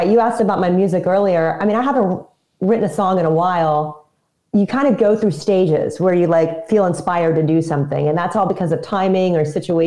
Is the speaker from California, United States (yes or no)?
no; Houston, Texas, United States; I'm from Houston